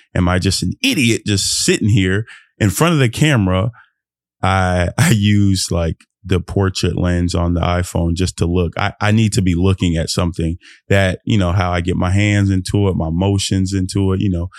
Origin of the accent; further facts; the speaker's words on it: Fort Worth, Texas, United States; I'm Nigerian, born in America, but being a Nigeria, Nigerian in America